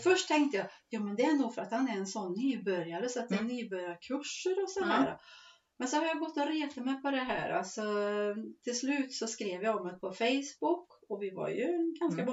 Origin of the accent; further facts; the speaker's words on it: Skived, near Forshaga, Värmland, Sweden; ett lantbruk som har sitt centra här i Skived och heter Sörgården. Mm. Och där är jag uppväxt